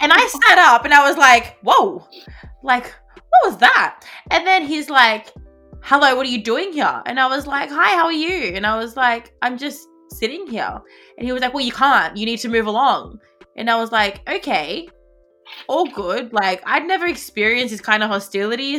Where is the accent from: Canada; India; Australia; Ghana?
Australia; my nationality is Australian because I was born here